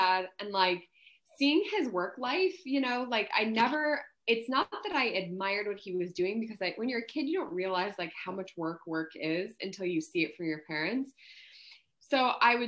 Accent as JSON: {"language": "English", "town": "Missoula", "region": "Montana", "country": "United States", "tie": "born or raised there", "moved": "as an adult", "lives_now": "Austin, United States", "said": "I'm from Missoula, Montana"}